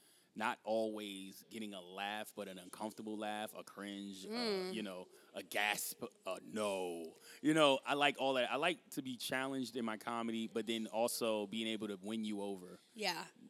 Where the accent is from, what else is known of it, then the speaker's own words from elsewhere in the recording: Newark, New Jersey, United States; I'm a Jersey guy. So I'm, you know, born and raised in Newark, New Jersey.